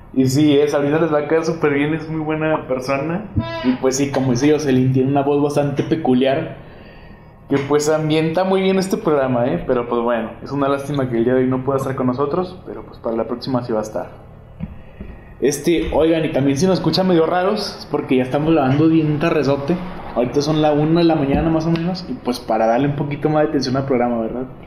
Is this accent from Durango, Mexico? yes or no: yes; Durango, Mexico; Yo soy aquí de Durango, Durango, del estado, de la capital